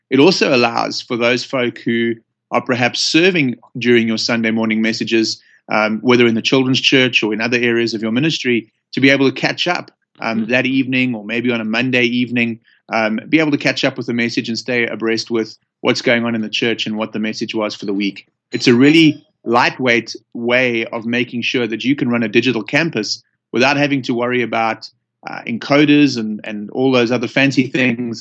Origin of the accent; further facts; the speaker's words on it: Johannesburg, Gauteng, South Africa; accent: South African; now in United States; I'm from Johannesburg, South Africa